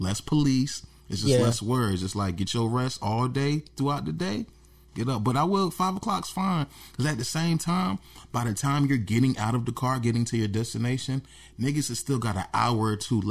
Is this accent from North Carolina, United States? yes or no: yes; New Bern, North Carolina, United States; New Bern. Let me show you my hometown